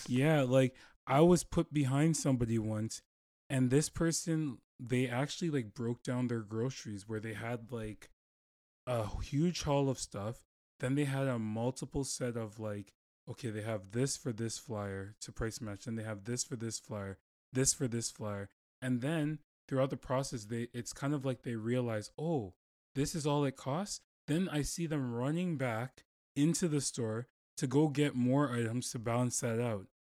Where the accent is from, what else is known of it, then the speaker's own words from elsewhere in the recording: Toronto, Ontario, Canada; moved away; I'm from Toronto